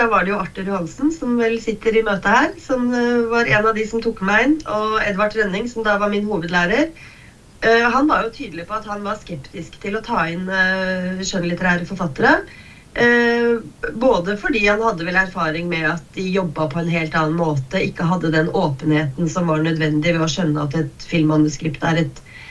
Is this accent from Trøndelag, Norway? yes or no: no; Kongsvinger, Innlandet, Norway; jeg har vokst opp på Kongsvinger